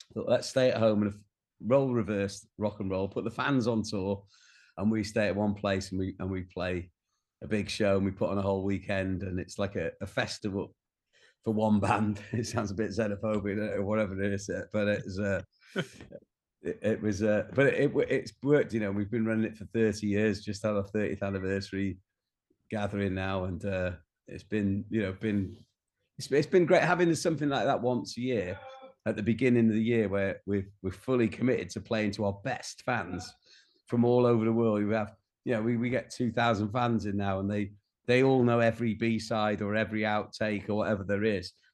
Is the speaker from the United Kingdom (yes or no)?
yes; Rhyl, Wales, United Kingdom; moved away as an adult; also born or lived in London; when I was growing up in North Wales